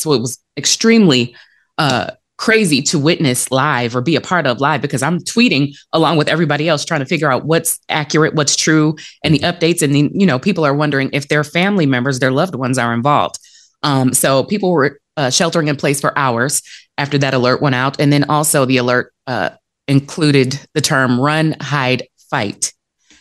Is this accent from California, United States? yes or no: no; Detroit, Michigan, United States; the city of Detroit, which is my hometown